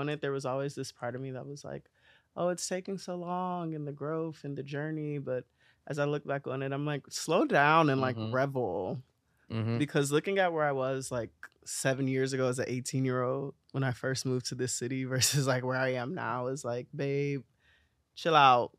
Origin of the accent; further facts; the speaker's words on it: Columbus, Ohio, United States; Yeah, I'm from Ohio. There are no secrets about it. I'm from Columbus. I'm a Columbus, Ohio girl.